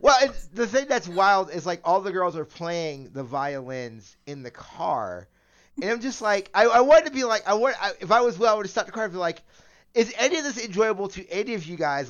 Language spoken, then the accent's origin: English; United States; I'm a an American